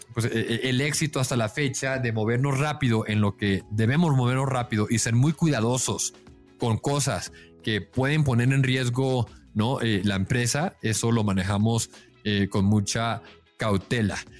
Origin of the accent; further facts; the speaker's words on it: Mexico; yo pues yo soy mexicano